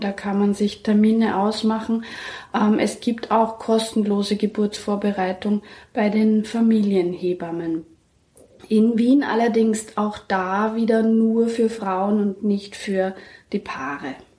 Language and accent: German; Germany; moved away; ich komme aus Deutschland, in Erlangen